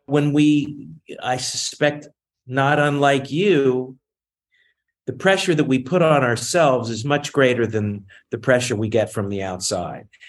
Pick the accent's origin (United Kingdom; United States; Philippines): United States; Newport News, Virginia; moved away as an adult; also born or lived in Boston / Los Angeles; now in New York, United States; I grew up in Newport News, Virginia